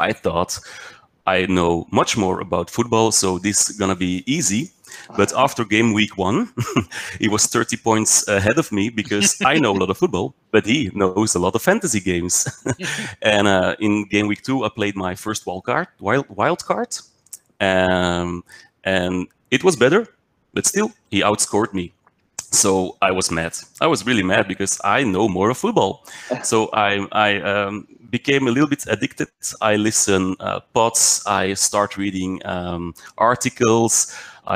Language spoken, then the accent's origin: English; Belgium; also born or lived in Mechelen; I'm from Belgium. I live in Mechelen.